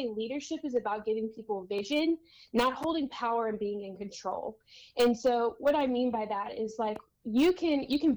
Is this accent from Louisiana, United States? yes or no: yes; Louisiana, United States; now in San Diego, United States; I was born and raised in Louisiana